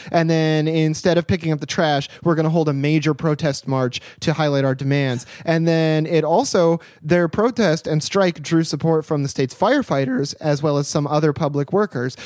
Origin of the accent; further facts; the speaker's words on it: United States; I'm an American living in America, podcasting from America